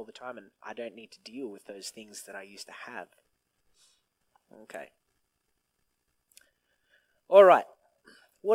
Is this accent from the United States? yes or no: no; Griffith, New South Wales, Australia; I was born and raised in Griffith, and I was always raised in church.